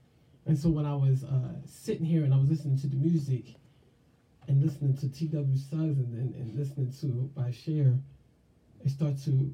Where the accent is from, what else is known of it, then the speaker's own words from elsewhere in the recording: Sicklerville, New Jersey, United States; also born or lived in Philadelphia, Pennsylvania; I was born in Philly, but that's not where I was built at. I was built at in a small little town called Sicklerville, New Jersey